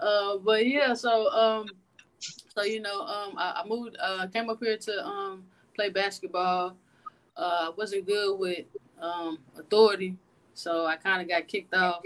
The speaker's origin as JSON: {"language": "English", "town": "Atlanta", "region": "Georgia", "country": "United States", "tie": "born or raised there", "also_born_or_lived": "Denton, Texas", "moved": "as an adult", "lives_now": "San Antonio, United States", "said": "growing up in Atlanta"}